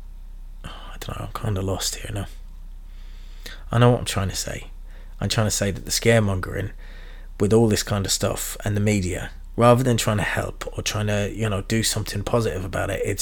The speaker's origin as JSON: {"language": "English", "region": "London", "country": "United Kingdom", "tie": "born or raised there", "said": "I grew up in Southeast London"}